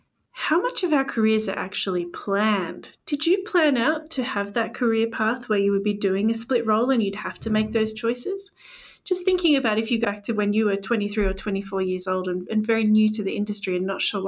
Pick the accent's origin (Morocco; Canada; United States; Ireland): Canada; moved away as an adult; now in London, United Kingdom; And I moved to London from Canada